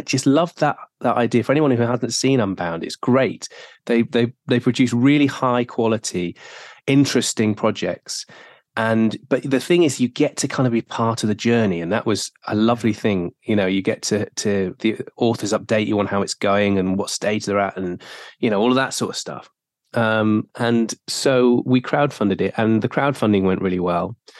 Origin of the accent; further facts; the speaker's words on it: South Wales, United Kingdom; I grew up in South Wales.